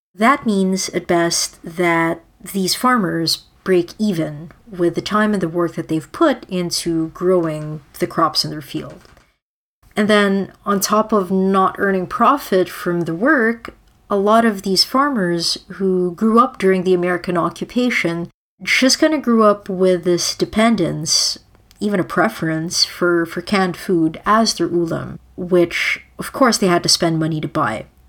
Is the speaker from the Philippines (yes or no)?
yes; Manila, Metro Manila, Philippines; moved away; I grew up in the Philippines